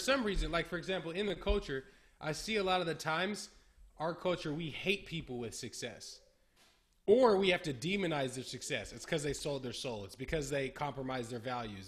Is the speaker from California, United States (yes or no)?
yes; Berkeley, California, United States; My whole life. I've always been in California